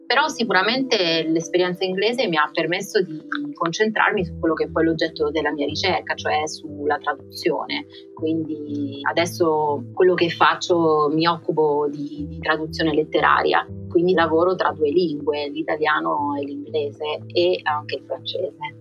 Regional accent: Locri, Calabria, Italy; moved away as an adult; also born or lived in Rome, Italy; now in Oxford, United Kingdom; io sono calabrese e ho fatto il liceo classico in un paese che si chiama Locri, in piena Magna Grecia.

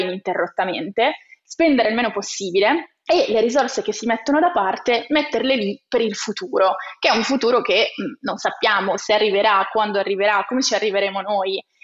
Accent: province of Cuneo, Piedmont, Italy; io sono originaria della provincia di Cuneo

